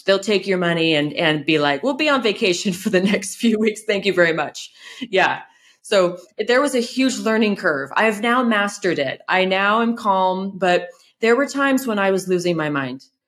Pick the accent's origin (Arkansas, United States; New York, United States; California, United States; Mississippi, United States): California, United States; moved away as an adult; now in France; I'm from California